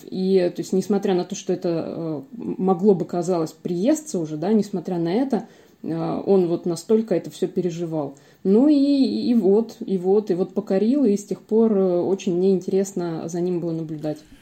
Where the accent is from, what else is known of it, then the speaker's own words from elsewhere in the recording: Ukraine; now in Voronezh, Russia; я вообще родом из Украины